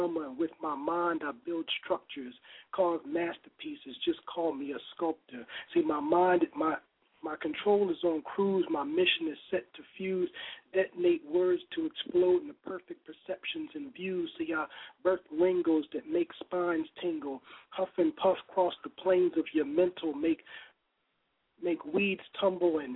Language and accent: English; Chicago, Illinois, United States; I'm from Chicago